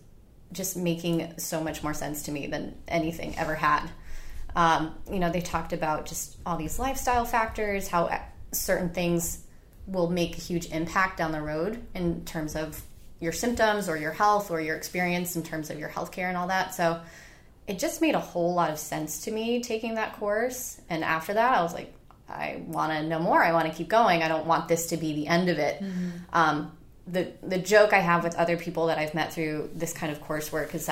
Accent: upstate New York, United States; moved away as an adult; now in Charleston, United States; I'm from New York originally, so I did med school up there and all my undergraduate work up there.

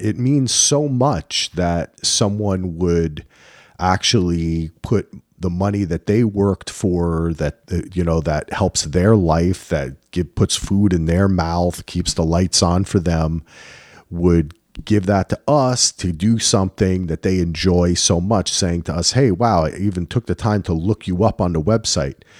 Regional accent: New Jersey, United States; I'm from New Jersey

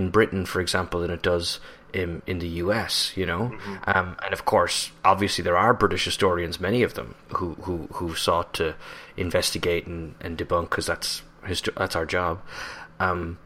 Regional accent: Ireland; now in United States; an Irish national working in the US

